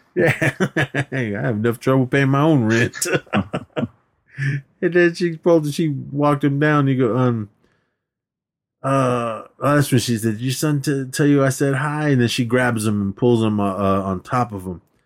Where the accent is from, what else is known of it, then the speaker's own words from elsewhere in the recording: Oakland, California, United States; moved away; parties that I grew up with in Oakland